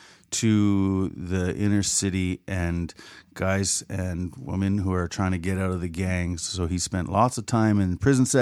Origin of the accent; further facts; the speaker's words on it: Killarney, Manitoba, Canada; At one point, I was from Killarney, Manitoba, in the Great Southwest, part of the province just south of Brandon